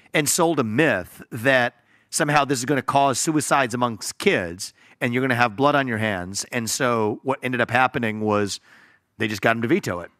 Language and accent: English; Ohio, United States; it happens to be my home state. actually. Born and raised in, live in Ohio now as well